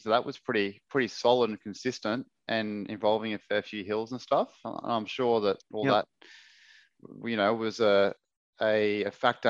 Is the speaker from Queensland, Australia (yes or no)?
yes; Brisbane, Queensland, Australia; I grew up in Ashgrove.